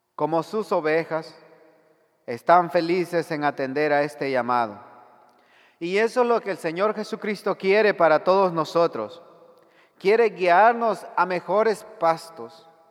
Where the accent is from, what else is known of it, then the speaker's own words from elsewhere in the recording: El Salvador; En mi país